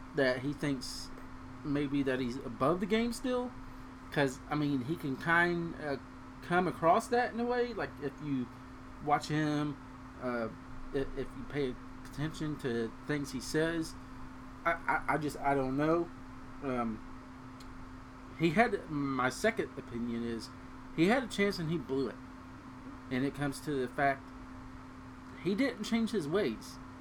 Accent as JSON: {"language": "English", "town": "Cincinnati", "region": "Ohio", "country": "United States", "said": "we're both from the Cincinnati area."}